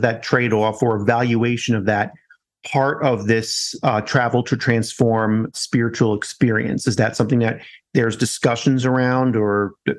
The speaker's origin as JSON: {"language": "English", "region": "New York", "country": "United States", "tie": "born or raised there", "moved": "yes", "lives_now": "Colorado, United States", "said": "I'm American through and through, born in New York, now in Colorado."}